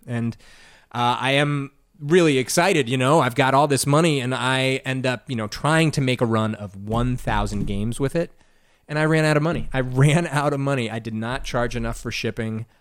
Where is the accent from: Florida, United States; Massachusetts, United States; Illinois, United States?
Illinois, United States; Evanston; moved away as an adult; also born or lived in Arizona / Georgia / South Carolina; now in Chicago, United States; I grew up in Evanston